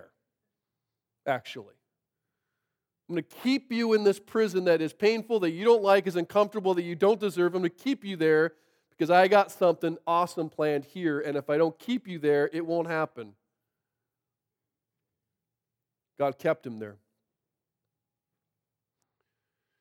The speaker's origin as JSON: {"language": "English", "town": "Monroe", "region": "Washington", "country": "United States", "tie": "born or raised there", "said": "I grew up in Monroe"}